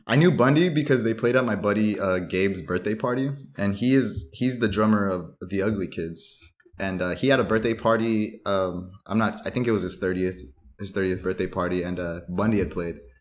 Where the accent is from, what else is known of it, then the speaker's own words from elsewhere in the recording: San Gabriel Valley, California, United States; also born or lived in Duarte / Covina; I grew up in the San Gabriel Valley, uh, all over, all over the place